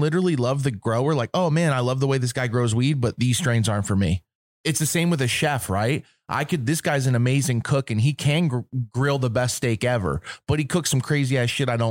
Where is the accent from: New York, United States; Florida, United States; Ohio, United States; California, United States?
Florida, United States; moved away; I'm from Florida and I moved out here because of that stigma